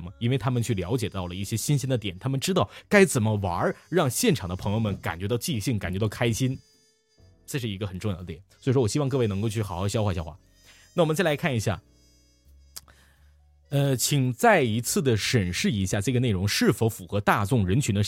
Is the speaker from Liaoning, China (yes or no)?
yes; Liaoning, China; 也许我们辽宁人还有很多帅气的小伙子呢，